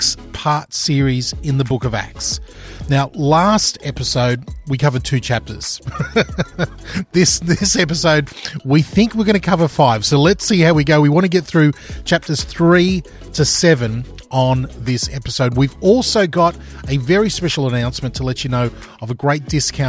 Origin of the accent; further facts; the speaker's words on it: Queensland, Australia; moved away; I'm a Queenslander, and if that doesn't mean anything to people around the world, I grew up in the sunny part of Australia, the warm part of Australia